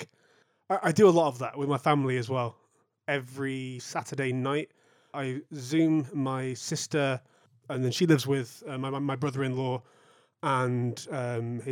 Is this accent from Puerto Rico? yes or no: no; Manchester, North West England, United Kingdom; I'm a musician from Manchester